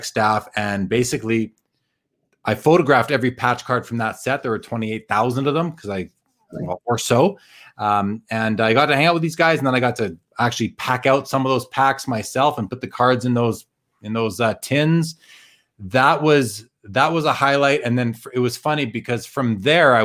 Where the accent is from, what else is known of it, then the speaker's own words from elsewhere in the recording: Winnipeg, Manitoba, Canada; now in Calgary, Canada; I'm from Winnipeg originally.